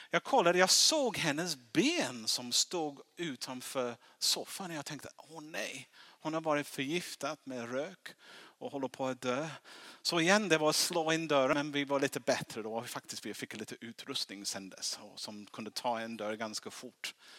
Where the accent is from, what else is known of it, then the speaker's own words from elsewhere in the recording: England, United Kingdom; Swedish is a second language; now in Sweden; jag är engelsman, därför, därför jag låter lite konstigt